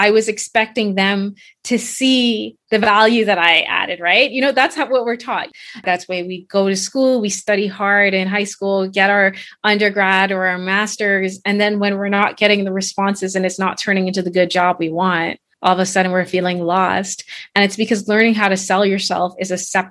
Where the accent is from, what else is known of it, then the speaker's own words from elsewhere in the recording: Bahamas; moved away as an adult; also born or lived in Canada; I am originally from the Bahamas.